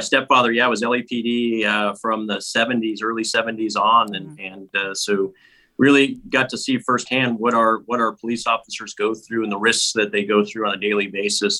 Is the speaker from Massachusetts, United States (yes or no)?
no; Los Angeles, California, United States; when I lived in the San Fernando Valley, I lived in an apartment complex with my mom